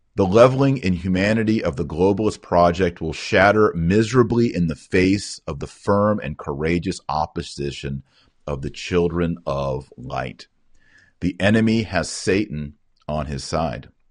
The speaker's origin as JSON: {"language": "English", "country": "United States", "said": "as American citizens"}